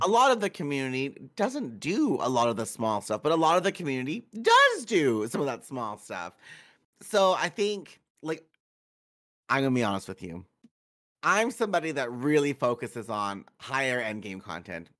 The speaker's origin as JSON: {"language": "English", "region": "Manitoba", "country": "Canada", "said": "I'm from Manitoba, which is a, a shitty small little province"}